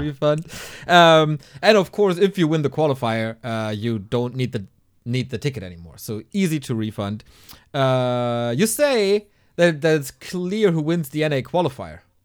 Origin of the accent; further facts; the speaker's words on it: Hamburg, Germany; here in my hometown, Hamburg